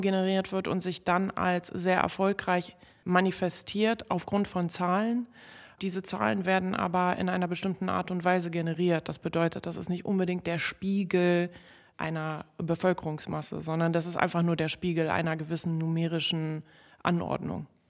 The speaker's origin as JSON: {"language": "German", "region": "Berlin", "country": "Germany", "tie": "born or raised there", "also_born_or_lived": "Warsaw", "said": "Ich komme nun mal aus äh, Gropiusstadt und äh, als ich dort äh, aufgewachsen bin"}